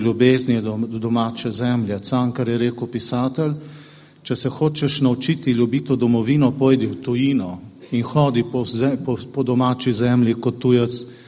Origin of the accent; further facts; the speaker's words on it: Slovenia; Mi pri nas doma v Sloveniji